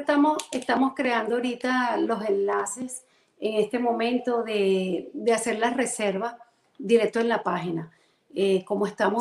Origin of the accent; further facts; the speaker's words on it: Caracas, Capital District, Venezuela; moved away as an adult; now in Central Florida, United States; Soy venezolana, caraqueña.